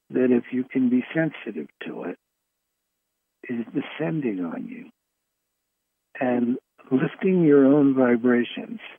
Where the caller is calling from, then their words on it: Fairfield, California, United States; I'm calling from Fairfield, California.